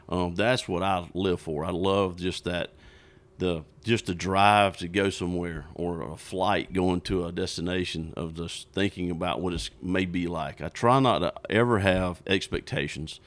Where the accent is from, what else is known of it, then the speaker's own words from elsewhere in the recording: South Georgia, United States; I grew up in South Georgia, bass fishing.